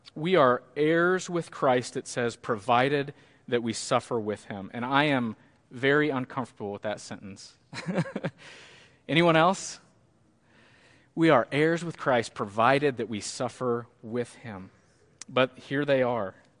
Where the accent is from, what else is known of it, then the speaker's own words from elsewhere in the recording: Cahokia, Illinois, United States; moved away; I went back to the church where I grew up, First Baptist Cahoka.